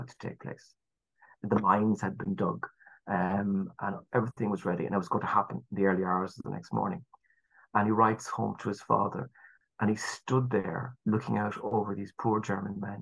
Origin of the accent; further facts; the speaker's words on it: Ireland; our culture as the Irish